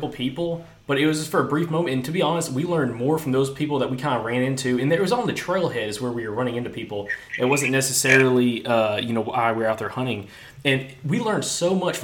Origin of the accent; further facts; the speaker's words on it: Alabama, United States; we're from Alabama.